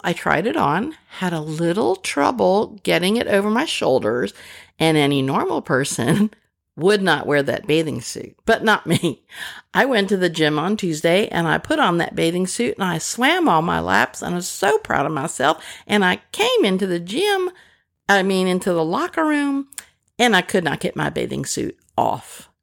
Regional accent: Pennsylvania, United States; also born or lived in Rochester, New York / Pasadena, California; now in Arkansas, United States; I was born in Pennsylvania, which is why the Southerners here in Arkansas, where I live, say that I don't sound quite right.

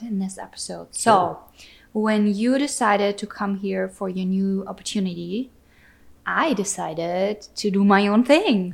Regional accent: Austria; moved away as an adult; now in Wisconsin, United States; I was born and grew up in Austria.

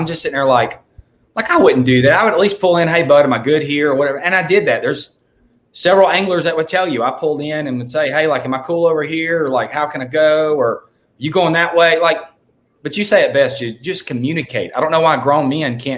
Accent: Louisiana, United States; I'm from Louisiana. I've lived like an hour from Toledo Bend my whole life.

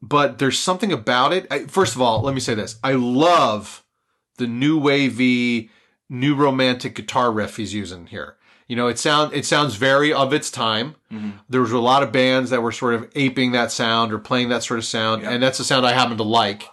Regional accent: Philadelphia, Pennsylvania, United States; We're from Philly

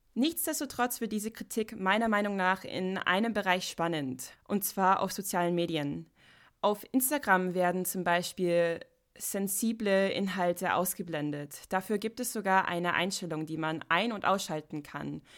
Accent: United States; German is a second language; moved away; ich komme aus Amerika

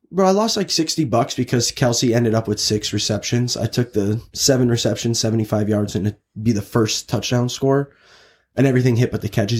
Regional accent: Chicago, Illinois, United States; I'm from Chicago.

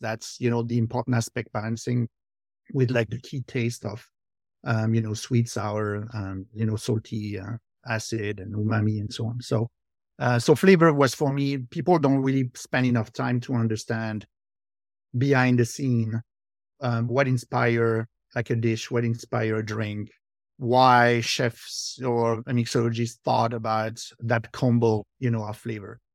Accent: France; accent: French; English is a second language; moved away as an adult; now in New Jersey, United States; born in, uh, France, uh, I lived there, um, until two thousand two.

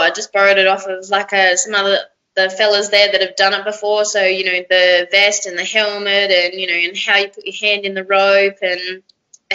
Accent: South Australia, Australia; moved away as an adult; also born or lived in Alice Springs; now in Kununurra, Australia; I'm actually from South Australia, but I've been working and travelling for the last, 10 years.

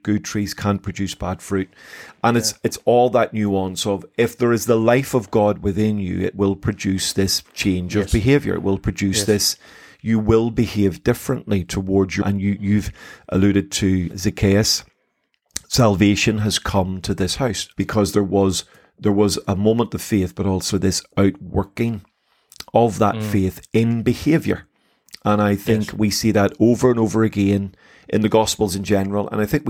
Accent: Belfast, Northern Ireland, United Kingdom; I was raised in Belfast City.

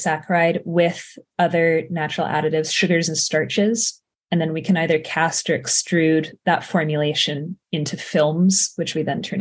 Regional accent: Carmel, California, United States; I grew up in Carmel, a couple hours south from the Bay Area.

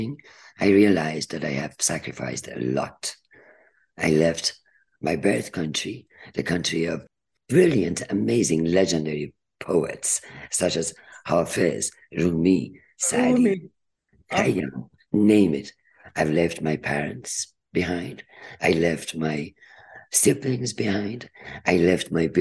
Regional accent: Iran; moved away as an adult; also born or lived in United Kingdom; now in United States; I came from Iran, Turkey

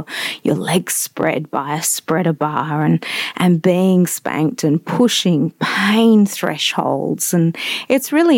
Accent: Western Australia, Australia; I am an Aussie, a West Australian

